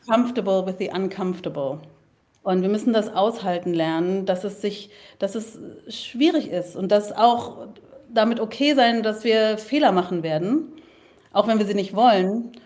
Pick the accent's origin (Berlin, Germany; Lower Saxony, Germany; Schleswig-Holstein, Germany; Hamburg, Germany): Berlin, Germany; also born or lived in Leipzig; Ich bin Kreuzbergerin.